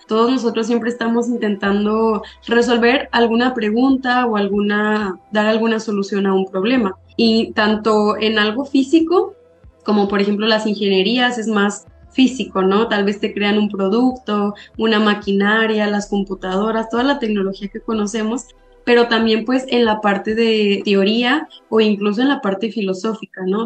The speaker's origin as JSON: {"language": "Spanish", "region": "Zacatecas", "country": "Mexico", "said": "soy de Zacatecas, yo estudié ahí mi, mi licenciatura"}